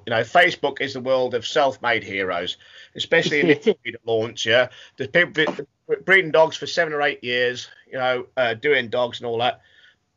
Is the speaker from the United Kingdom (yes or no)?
yes; the Fens, East of England, United Kingdom; I'm born and bred on the Fens, which is probably one of the greatest hunting areas in the UK